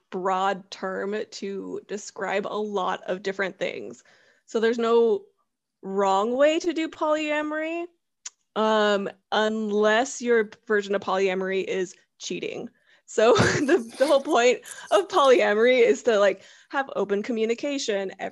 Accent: San Diego, California, United States; also born or lived in Arizona / Oklahoma; So originally I'm from California. I was raised in San Diego, but I'm a military brat, so like who knows what home is.

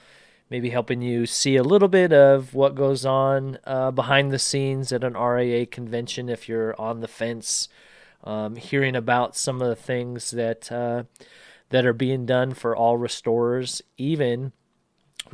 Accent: Washington, United States; my home state of Washington

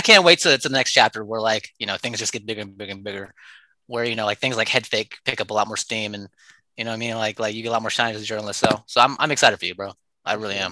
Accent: Oakland, California, United States; I'm born and raised in Oakland

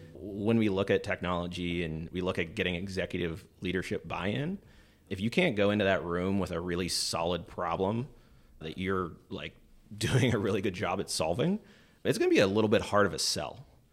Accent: Pennsylvania, United States; moved away as an adult; I wanted to kinda leave my hometown, leave, uh, Pennsylvania at that time

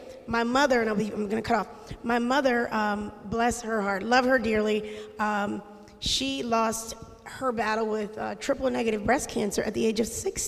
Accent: Harrisburg, Pennsylvania, United States; also born or lived in Ann Arbor, Michigan; I grew up in Harrisburg City. We're originally from Ann Arbor, Michigan. Go Blue, sorry. I know we're in Penn State territory. But we moved here when I was young, and I went through the Harrisburg City school system

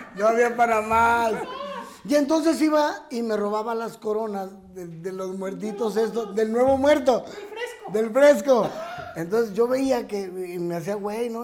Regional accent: Casas Grandes, Chihuahua, Mexico; moved away; mi Casas Grande es hermoso.

